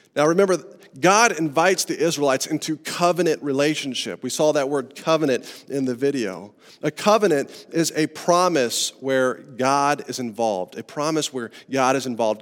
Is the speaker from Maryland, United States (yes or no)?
no; Estes Park, Colorado, United States; I grew up in Estes Park, Colorado, in the mountains